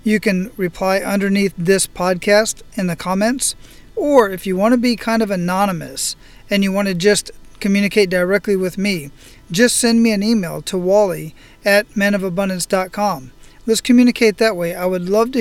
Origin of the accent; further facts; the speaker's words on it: Phoenix, Arizona, United States; now in Oahu, United States; I grew up in Phoenix, Arizona